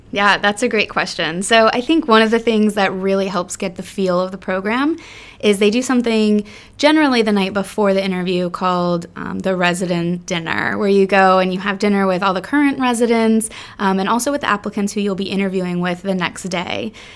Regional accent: South Florida, United States; we're originally from South Florida and, um, you know, born and raised there

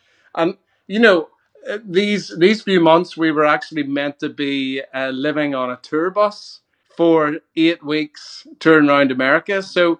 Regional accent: Ireland; Well, as an Irishman, I love grass, and my my lawn is pretty much like the most magnificent thing you've ever seen.

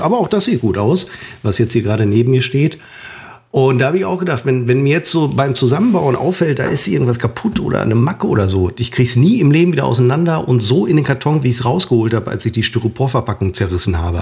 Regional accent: Germany; Wir als Deutsche

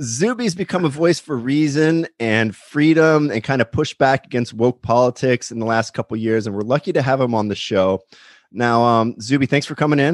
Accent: Pennsylvania, United States; moved away as an adult; also born or lived in Nashville; now in Los Angeles, United States; I grew up in Pennsylvania. I'm in, I'm in Los Angeles now

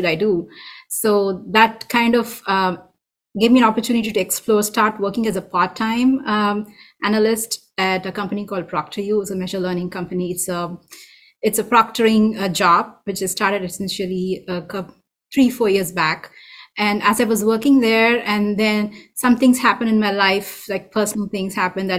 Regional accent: India; moved away as an adult; now in Folsom, United States; I'm from India

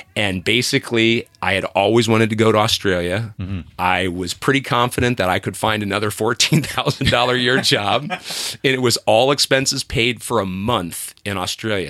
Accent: Columbus, Ohio, United States; moved away as an adult; now in California, United States; I grew up in Ohio

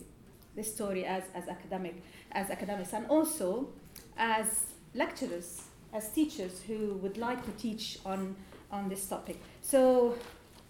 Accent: Lebanon; now in United Kingdom; I come from Lebanon originally

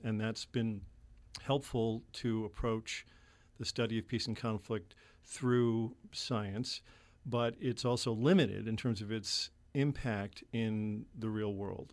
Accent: Chicago, Illinois, United States; I was born in Chicago and grew up in the nineteen sixties in Chicago

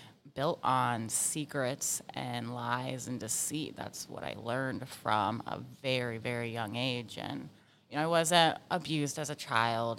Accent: Virginia Beach, Virginia, United States; I grew up in Virginia Beach. Yeah, my dad was in the Navy, and the rest of my family lived here

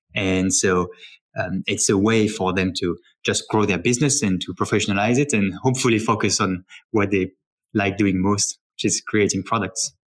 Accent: Paris, Île-de-France, France; as a child, I grew up in Paris with my three sisters.

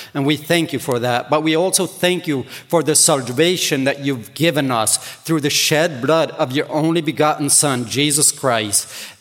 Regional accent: Ontario, Canada; English is a second language; I grew up here in Ontario

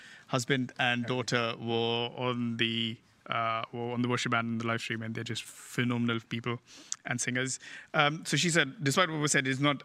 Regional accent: India

